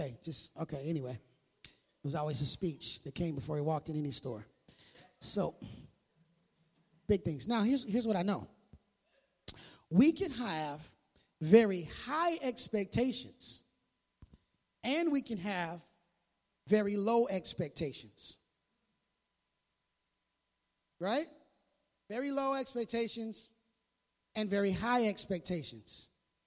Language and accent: English; Midwest, United States; I grew up in the Midwest